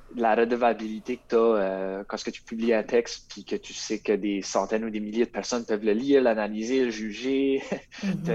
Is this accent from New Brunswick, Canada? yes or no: yes; Rogersville, New Brunswick, Canada; je viens, de Rogersville